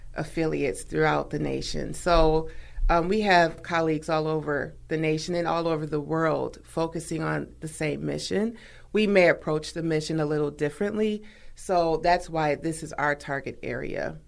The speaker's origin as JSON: {"language": "English", "town": "Milwaukee", "region": "Wisconsin", "country": "United States", "tie": "born or raised there", "said": "I'm a native of Milwaukee. So, Wisconsin and Milwaukee is my home state, hometown"}